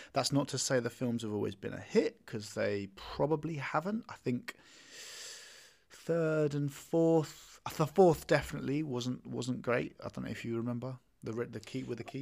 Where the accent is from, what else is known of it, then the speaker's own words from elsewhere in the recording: United Kingdom; I'm British